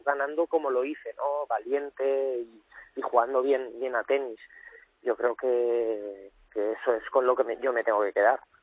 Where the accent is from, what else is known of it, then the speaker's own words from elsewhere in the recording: Cuenca, Castilla-La Mancha, Spain; moved away; also born or lived in Valencia; soy nacido en Cuenca, pero mi familia es de Valencia